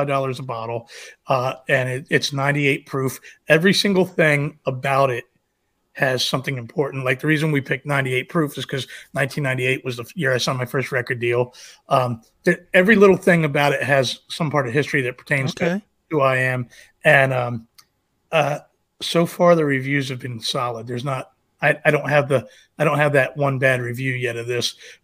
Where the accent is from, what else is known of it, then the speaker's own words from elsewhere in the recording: Manassas, Virginia, United States; I live in Manassas, Virginia, and my roots are here